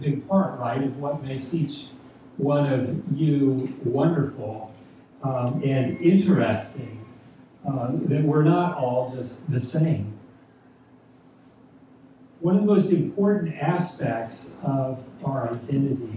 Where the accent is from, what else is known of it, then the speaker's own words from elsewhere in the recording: Texas, United States; moved away as an adult; now in New Jersey, United States; I was born and raised in Texas, so I might say that I'm a Texan, although I've lived in New Jersey now longer than I lived in Texas